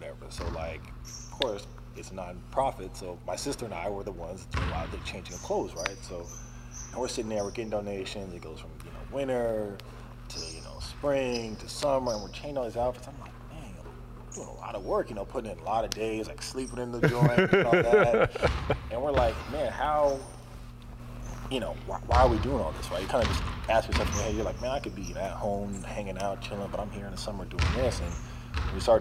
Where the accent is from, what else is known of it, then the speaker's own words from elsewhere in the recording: Ames, Iowa, United States; moved away as an adult; growing up in Iowa, you know, we didn't really move around